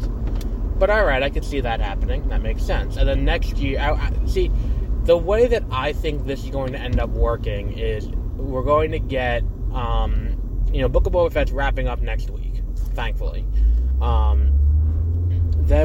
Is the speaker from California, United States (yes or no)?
no; New York, United States; I'm also from New York